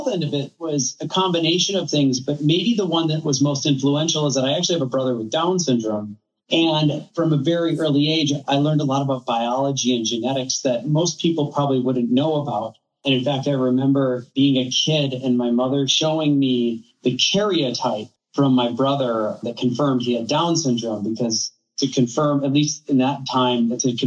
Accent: Wisconsin, United States; I grew up in Wisconsin

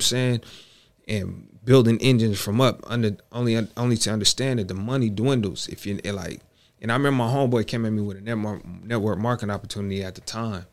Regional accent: Bay Area, California, United States; growing up in the Bay Area

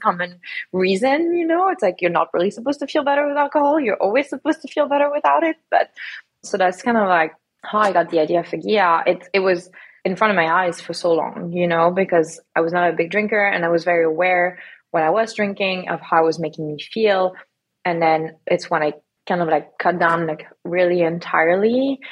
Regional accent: Lyon, Auvergne-Rhône-Alpes, France; also born or lived in south of France; now in United States; I actually grew up in France fully. I grew up in Lyon

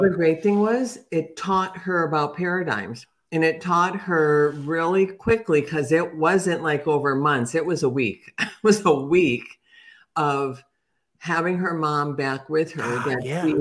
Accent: Chicago, Illinois, United States; now in Atlanta, United States; I'm from Chicago

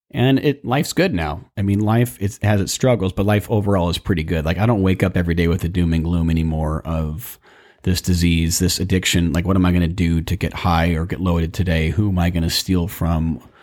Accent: Burbank, California, United States; I was raised in Burbank, California, and, you know, grew up in the suburbia

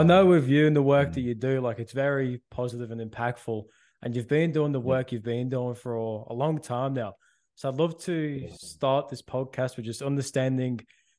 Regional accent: Liverpool, North West England, United Kingdom; I don't sound like it, but I'm from Liverpool as well.

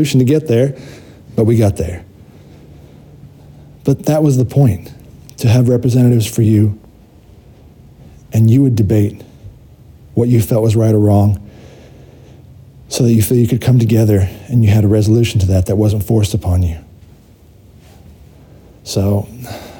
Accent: United States; I did grow up in America. I'm an American

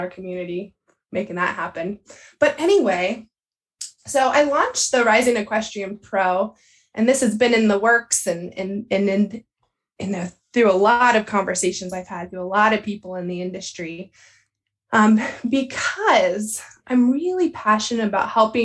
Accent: Southeast Pennsylvania, United States; I grew up in Southeast Pennsylvania in Pony Club background here

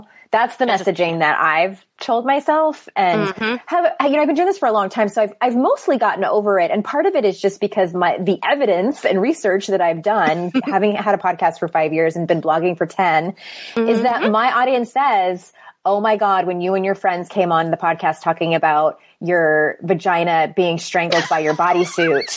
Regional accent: United States; being a cisgendered woman growing up in America

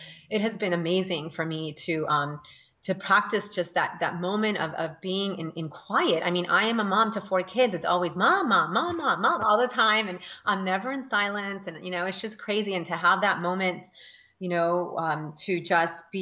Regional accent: Northern Virginia, United States; moved away as an adult; also born or lived in Colombia / Washington, D.C.; now in California, United States; we moved to Northern Virginia

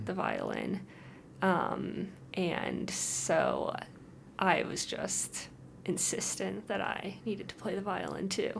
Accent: Holland, Michigan, United States; born or raised there; moved away

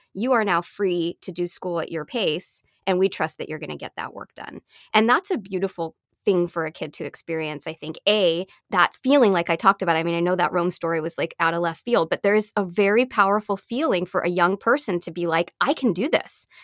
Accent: Canada; now in United States; I'm Canadian, um, by birth, and so I only got my American citizenship in my twenties, so at this point, I'm a Canadian with, um, a green card here in the U S

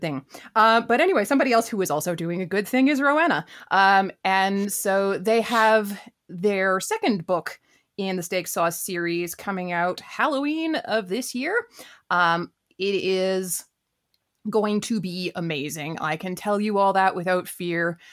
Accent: Vancouver, British Columbia, Canada; I grew up in Vancouver

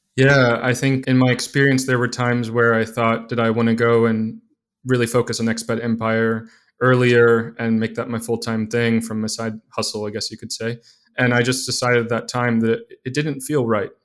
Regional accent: Mobile, Alabama, United States; moved away; I was living in Mobile, Alabama, growing up there

